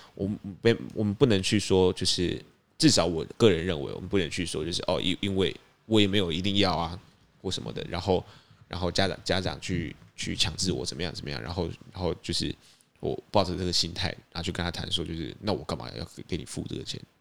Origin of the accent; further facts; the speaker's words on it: Tainan, Taiwan; 我们是台南人